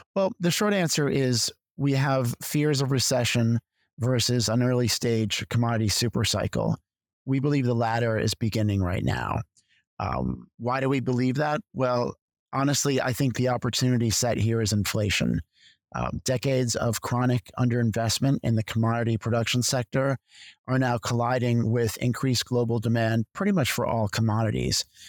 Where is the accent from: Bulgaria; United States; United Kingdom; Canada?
United States; Connecticut; moved away as an adult; also born or lived in Philadelphia / New York; I'm originally from Connecticut